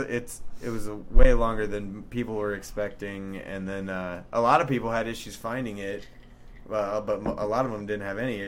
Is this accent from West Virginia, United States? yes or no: no; Cedar Rapids, Iowa, United States; I'm from Cedar Rapids.